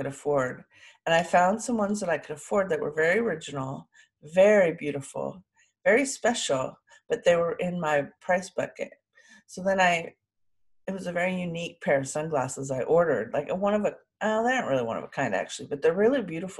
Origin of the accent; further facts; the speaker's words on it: Sausalito, California, United States; I was born in Sausalito, overlooking San Francisco, with a beautiful view from the house that I was born